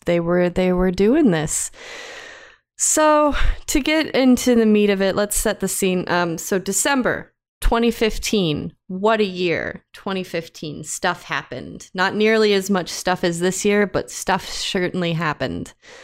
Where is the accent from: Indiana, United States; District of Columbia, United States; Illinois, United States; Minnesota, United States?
Indiana, United States; Buried. I am from Indiana. I am sorry.